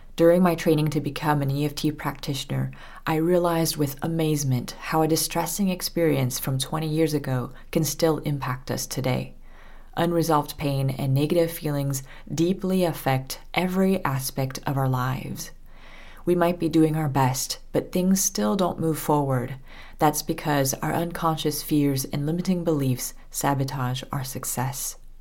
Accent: Southern California, United States; moved away as an adult; also born or lived in France; I was born and raised in Southern California.

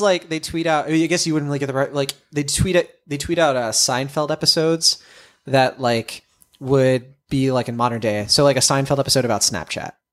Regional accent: Worcester, Massachusetts, United States; I was, I was born in Worcester, Mass. Uh, you know, I'm from the Massachu-, from, from Massachusetts.

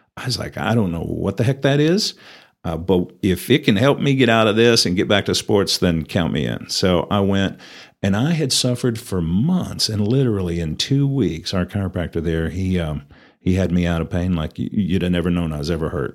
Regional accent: Perryton, Texas, United States; moved away as an adult; also born or lived in Louisiana; now in Amarillo, United States; I was actually born in Amarillo, um, raised in Perryton and graduated high school there

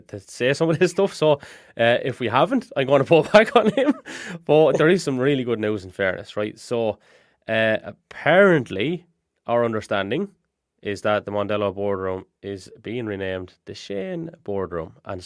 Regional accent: Ireland

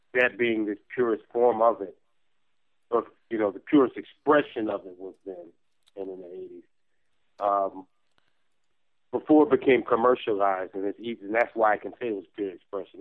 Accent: New York, United States; I'm from New York

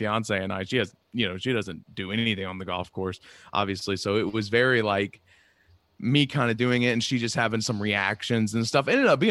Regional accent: North Carolina, United States; now in Long Island, United States; I'm from North Carolina, but I live on Long Island.

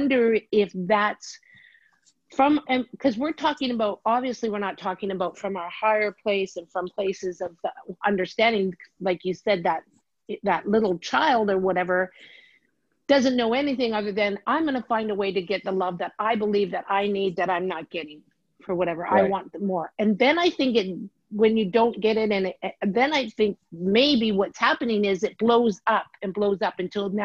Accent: Canada; I'm Canadian

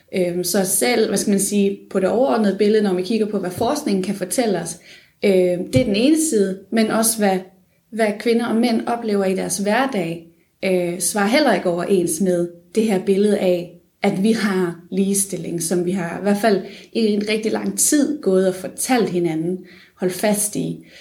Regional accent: Funen, Southern Denmark, Denmark; moved away as an adult; also born or lived in Odense; now in Aarhus, Denmark; jeg er oprindelig fra Fyn

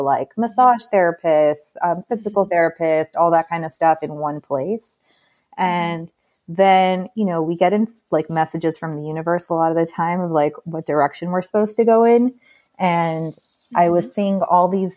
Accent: Miami Beach, Florida, United States; moved away as an adult; also born or lived in New York; I was born and raised in Miami Beach

